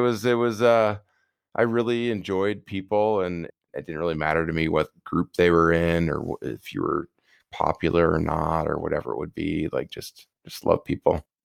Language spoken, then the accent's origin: English; Prairie du Chien, Wisconsin, United States; I was heading from Winona State back down to my hometown of prairie du chien, Wisconsin